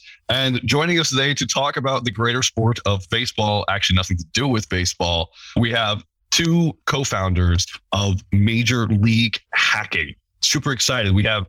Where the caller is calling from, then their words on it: Colorado, United States; I'm calling in from Colorado.